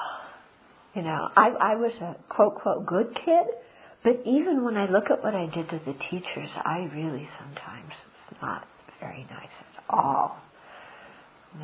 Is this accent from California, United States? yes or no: yes; Southern California, United States; I grew up in Southern California